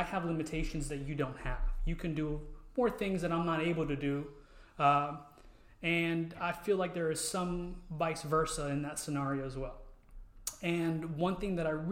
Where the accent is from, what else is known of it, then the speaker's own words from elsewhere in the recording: Houston, Texas, United States; I'm from Houston, Texas.